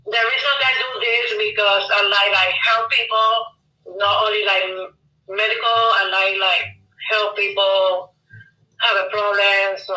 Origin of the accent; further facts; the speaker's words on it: Bayamón, Puerto Rico; moved away as an adult; now in Florida, United States; I'm from Puerto Rico. I live in Florida. Um, I'm here for 14 years.